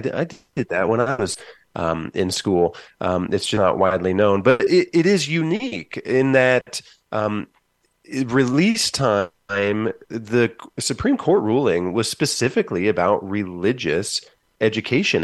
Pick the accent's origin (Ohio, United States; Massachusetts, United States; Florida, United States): Ohio, United States; Van Wert; moved away as an adult; now in Columbus, United States; My hometown started, of Van Wert, Ohio, started a release time program